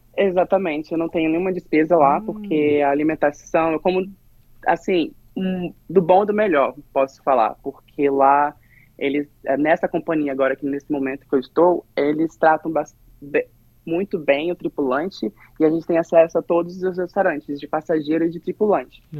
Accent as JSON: {"language": "Portuguese", "town": "Ibiraçu", "region": "Espírito Santo", "country": "Brazil", "tie": "born or raised there", "moved": "as an adult", "said": "eu sou de Biraçu, Espírito Santo"}